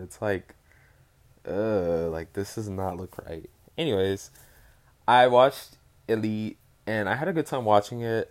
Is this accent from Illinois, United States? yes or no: no; Dallas, Texas, United States; I'm from Dallas